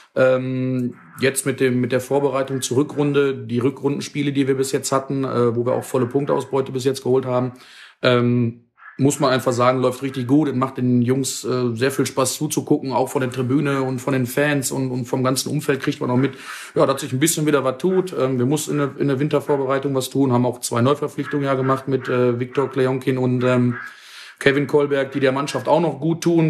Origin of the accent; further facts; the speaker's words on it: Dinslaken, North Rhine-Westphalia, Germany; ich komme aus Dienstlaken, bin dort auch geboren, aufgewachsen, lebe da mein ganzes Leben.